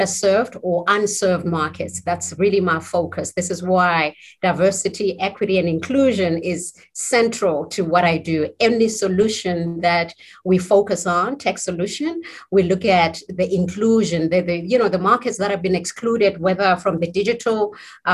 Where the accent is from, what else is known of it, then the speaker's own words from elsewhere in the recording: South Africa; being South African, I mean, I was born in South Africa, and given the South African history of apartheid, I consider, you know, diversity, inclusion is very personal to me because I grew up in the days